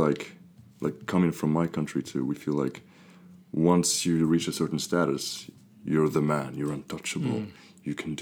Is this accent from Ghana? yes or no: no; Morocco; moved away as an adult; now in France; growing up in Morocco, I've always felt kind of different as opposed to others